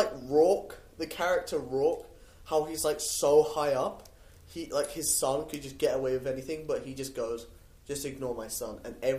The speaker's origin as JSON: {"language": "English", "region": "England", "country": "United Kingdom", "moved": "yes", "lives_now": "United States"}